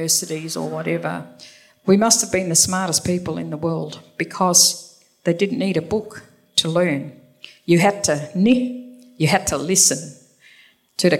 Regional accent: Brookton, Western Australia, Australia; I grew up in Brookton

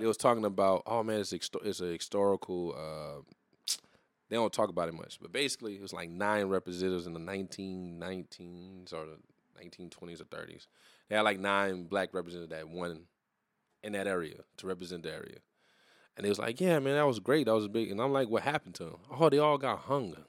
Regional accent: New Iberia, Louisiana, United States; also born or lived in Terrebonne Parish, Louisiana; I'm from New Iberia, but I was born in Terrebonne, Paris

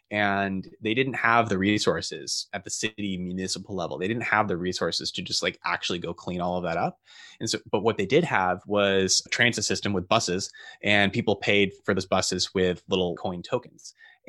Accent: Phoenix, Arizona, United States; So I grew up in Phoenix in Arizona, and the outdoors are uncomfortable there to say the least.

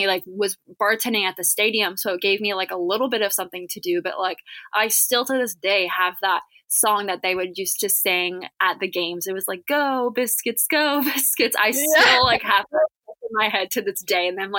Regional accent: Venice, Florida, United States; I am born and raised in Venice, Florida

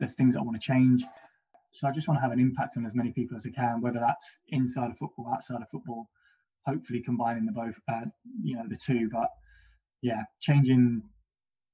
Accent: London, United Kingdom; And I'm from Battersea and I'm from a council estate

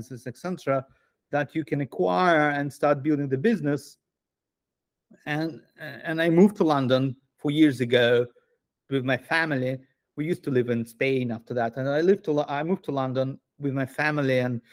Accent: Moscow, Russia; moved away as an adult; also born or lived in Asia; I'm Jewish Russian. I grew up in Moscow. I lived in the country until 2014

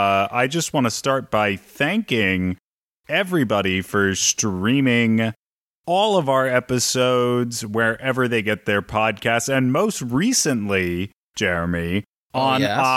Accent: New Jersey, United States; accent: New Jersey; Is this a slight on my New Jersey accent?

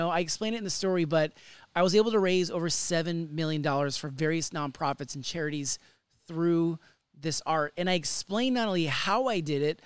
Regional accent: Sacramento, California, United States; my hometown, Sacramento

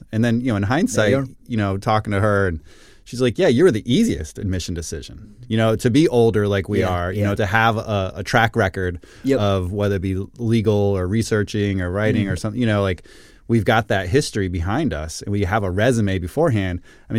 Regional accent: Puerto Rico; I mean, I'm from Puerto Rico. I mean

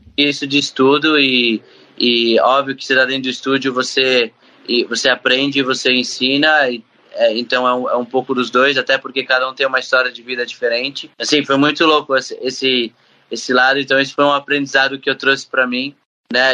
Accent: Brazil; eu, que vim do Brasil

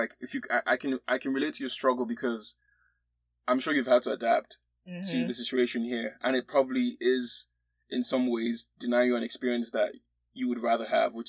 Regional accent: Nigeria; moved away as an adult; also born or lived in Austin, Texas, United States; now in United States; I came straight from Nigeria, right?

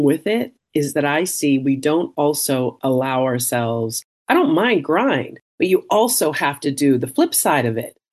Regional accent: Canada; I'm Canadian and that I'm adopted

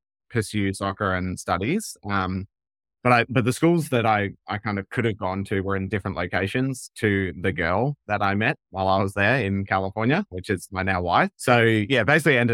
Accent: Perth, Western Australia, Australia; moved away as an adult; also born or lived in United Kingdom / United States; I grew up in Perth, so Western Australia. So spent the first kind of 17, 18 years of my life in Perth

